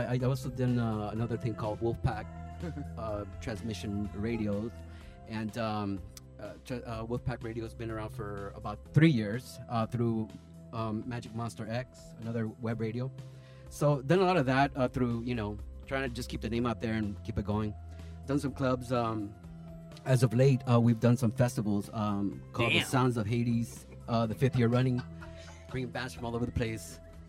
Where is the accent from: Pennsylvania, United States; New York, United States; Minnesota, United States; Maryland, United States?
New York, United States; My parents are Salvadorian. I was born in New York.